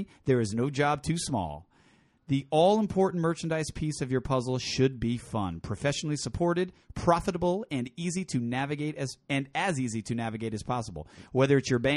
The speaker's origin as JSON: {"language": "English", "town": "New Haven", "region": "Connecticut", "country": "United States", "tie": "born or raised there", "said": "New Haven, Connecticut, my hometown"}